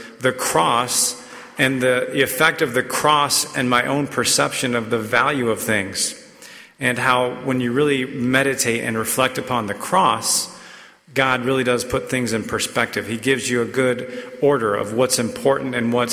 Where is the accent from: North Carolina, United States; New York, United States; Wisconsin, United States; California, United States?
North Carolina, United States; Raleigh; I grew up in Raleigh, an NC State fan